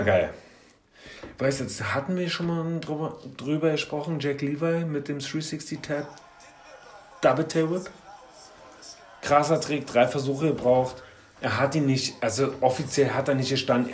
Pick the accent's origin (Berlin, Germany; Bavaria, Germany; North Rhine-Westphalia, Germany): Berlin, Germany; ich als alter Köpenicker